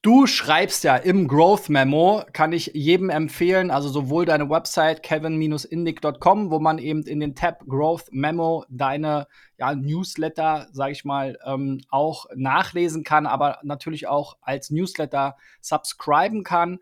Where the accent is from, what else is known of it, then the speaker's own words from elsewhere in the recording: Germany; als Deutscher